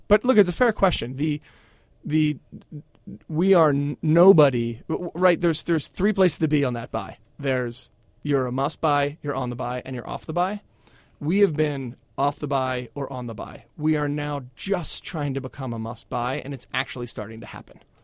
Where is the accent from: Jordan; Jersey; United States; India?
United States; Philadelphia, Pennsylvania; I grew up in Philadelphia